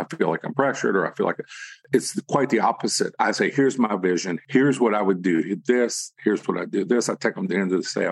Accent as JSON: {"language": "English", "region": "the South", "country": "United States", "said": "I'm from the South"}